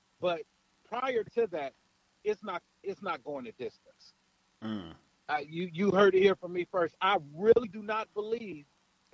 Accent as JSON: {"language": "English", "town": "Cleveland", "region": "Ohio", "country": "United States", "said": "I'm from Cleveland."}